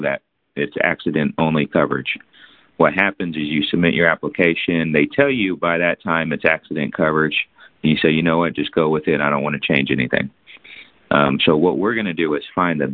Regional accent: San Antonio, Texas, United States; now in Fort Worth, United States; I was born in San Antonio. I live in Fort Worth now.

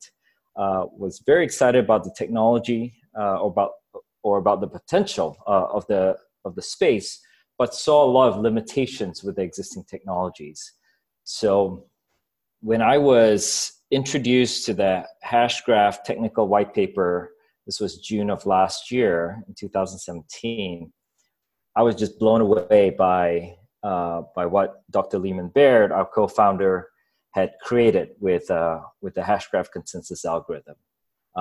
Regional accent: Singapore; moved away as an adult; also born or lived in Ghana; I grew up in Singapore

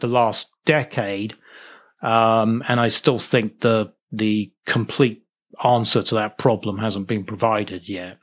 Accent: Norwich, East of England, United Kingdom; moved away as an adult; also born or lived in Liverpool / New York City; I'm from Norwich, England. I was born in Norwich, which is, uh, uh, a small city over in, near the east coast of England, about a hundred miles northeast of London. So that's where I was born, and that's where I lived until I went to university in Liverpool

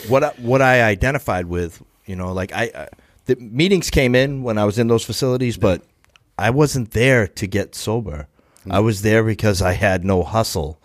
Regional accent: Brockton, Massachusetts, United States; I'm from Brockton

